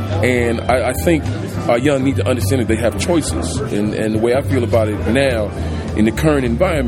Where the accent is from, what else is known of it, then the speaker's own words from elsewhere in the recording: Chicago, Illinois, United States; I'm from Chicago